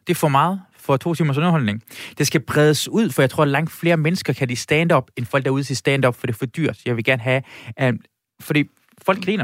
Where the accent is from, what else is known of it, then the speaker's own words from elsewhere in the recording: Iran; now in Denmark; jeg er fra Iran